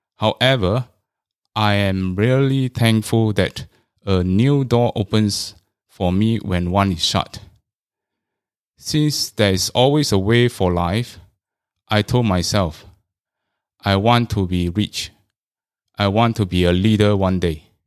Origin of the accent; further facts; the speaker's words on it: Singapore; I was all along from the Chinese stream.